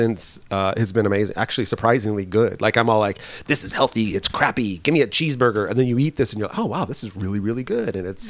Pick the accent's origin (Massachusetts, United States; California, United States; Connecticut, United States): California, United States; Northern; I grew up in Northern California. I'm a no-cal.